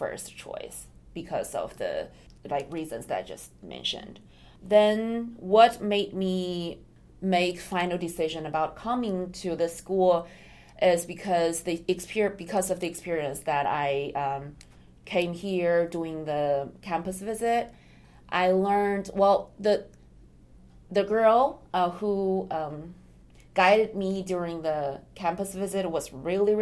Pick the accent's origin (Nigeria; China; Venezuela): China; moved away as an adult; also born or lived in Japan; now in United States; Originally, I come from China